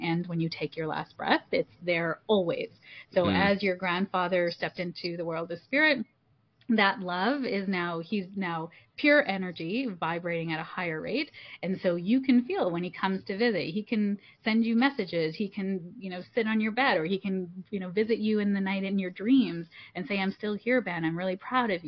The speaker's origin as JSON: {"language": "English", "town": "Toronto", "region": "Ontario", "country": "Canada", "tie": "born or raised there", "said": "I'm first generation Canadian. And my parents are, my mom's from Malaysia and my dad's from India. And so coming here and being first generation Canadian, I was born in Toronto"}